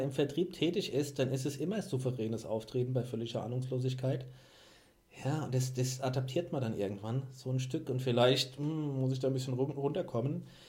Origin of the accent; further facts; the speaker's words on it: Mainz, Rhineland-Palatinate, Germany; komme aus Mainz. Habt ihr bestimmt schon an, an meinem Dialekt erkannt